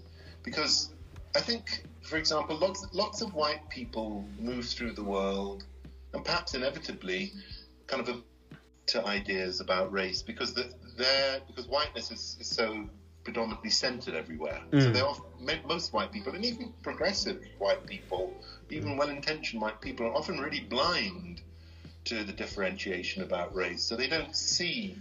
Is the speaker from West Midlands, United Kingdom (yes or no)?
yes; Leamington Spa, West Midlands, United Kingdom; when I was at school, and again, this is in, you know, the middle of England, Leamington Spa, Warwick